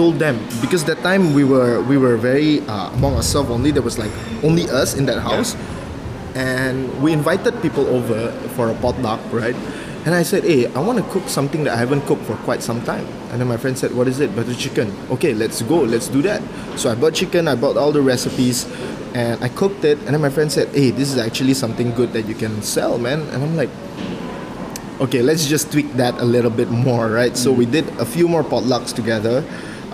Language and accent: English; Kuching, Sarawak, Malaysia; moved away; my family do have this very well-known food back in my hometown. I'm from Kuching